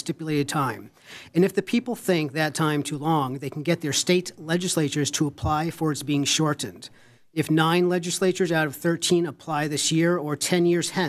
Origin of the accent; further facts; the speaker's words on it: Bridgton, Maine, United States; I'm from Bridgeton, Maine